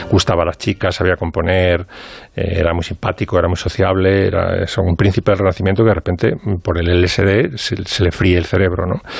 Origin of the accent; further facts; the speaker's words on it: Pozuelo de Alarcón, Community of Madrid, Spain; porque como soy de Pozuelo